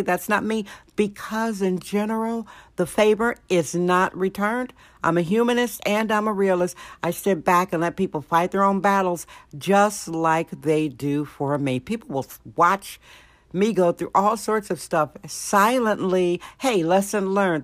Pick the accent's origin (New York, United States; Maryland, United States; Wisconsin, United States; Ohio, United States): Wisconsin, United States; now in San Francisco, United States; Wisconsin, my home state, Wisconsin.